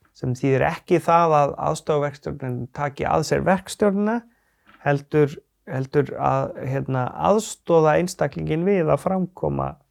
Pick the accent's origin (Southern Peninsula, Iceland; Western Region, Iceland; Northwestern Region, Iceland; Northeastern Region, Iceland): Northeastern Region, Iceland; Akureyri; also born or lived in Sauðárkrókur; Ég er fættur og svona halvu uppalinn á Akureyri. Já. Uh, svo flyttum við mamma á Söðokrók og þar er eða ég unlingsárunum